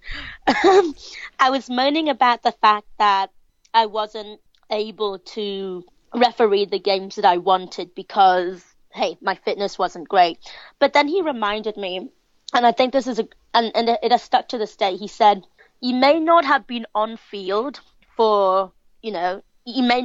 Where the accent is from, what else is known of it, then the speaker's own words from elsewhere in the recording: Hong Kong; I'm from Hong Kong.